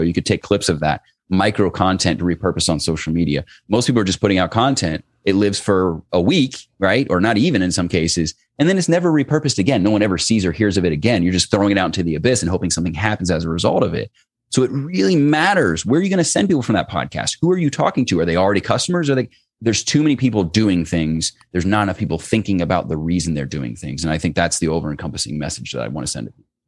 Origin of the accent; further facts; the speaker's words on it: Cincinnati, Ohio, United States; in Cincinnati, where I live, I grew up in Cincinnati